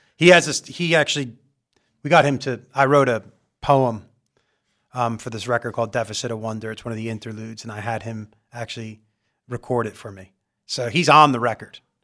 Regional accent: Long Island, New York, United States; moved away as an adult; also born or lived in Pomfret, Connecticut; now in Los Angeles, United States; I'm from Long Island.

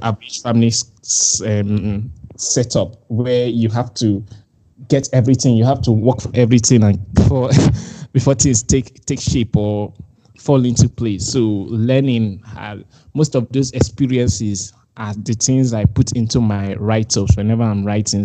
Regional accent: Nigeria; I'm Nigerian.

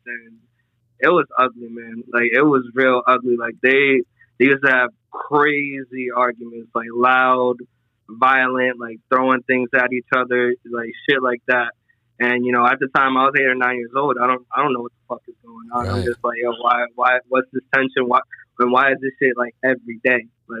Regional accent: Providence, Rhode Island, United States; I grew up in Providence, Rhode Island

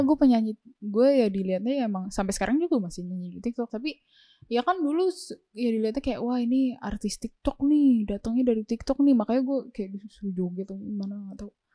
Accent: Indonesia

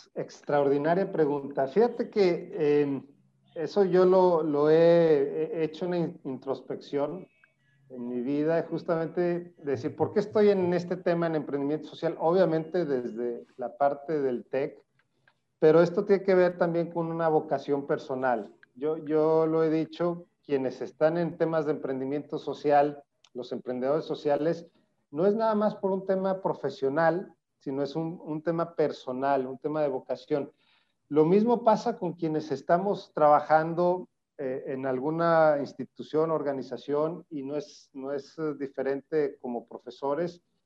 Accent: Zacatecas, Mexico; moved away as an adult; now in Monterrey, Mexico; soy zacatecano, eh, aunque vivo en Monterrey, soy zacatecano, lo digo orgullosamente. allá viví

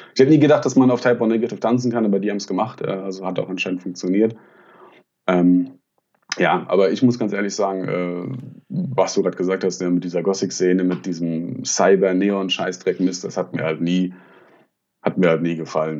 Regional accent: Frankfurt area, Hesse, Germany; ich komme ja gebürtig aus dem Frankfurter Raum

